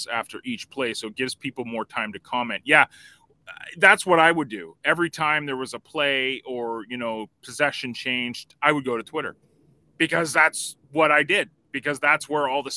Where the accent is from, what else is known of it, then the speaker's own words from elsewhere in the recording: Canada; I'm Canadian